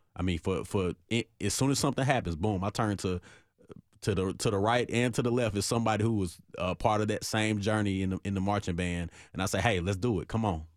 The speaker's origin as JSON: {"language": "English", "town": "Nashville", "region": "Tennessee", "country": "United States", "tie": "born or raised there", "said": "I'm from Nashville, born and raised in Nashville"}